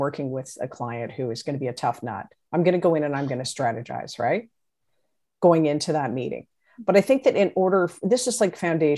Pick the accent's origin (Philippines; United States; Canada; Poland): Canada; I'm Canadian